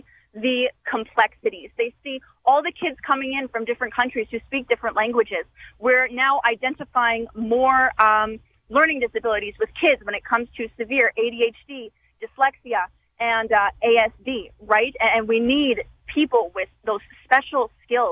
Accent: Ontario, Canada; now in Saskatoon, Canada; I'm originally from Ontario

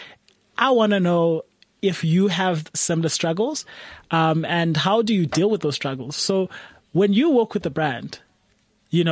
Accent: South Africa; as a South African

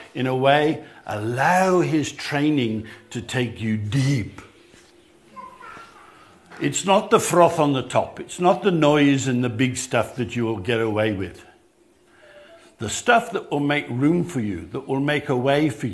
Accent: England, United Kingdom; moved away as an adult; now in South Africa; I grew up in England

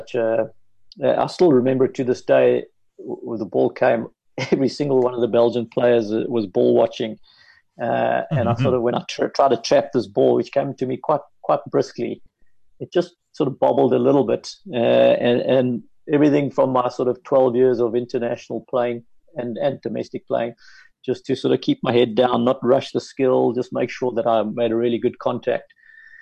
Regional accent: South Africa; as a South African hockey coach

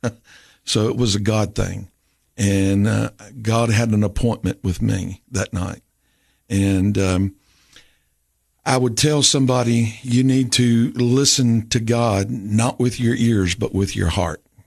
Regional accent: Rome, Tennessee, United States; also born or lived in Carthage, Tennessee; I grew up in Rome Baptist Church in Rome, Tennessee

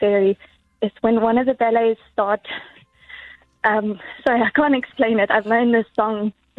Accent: White River, Mpumalanga, South Africa; I'm from White River.

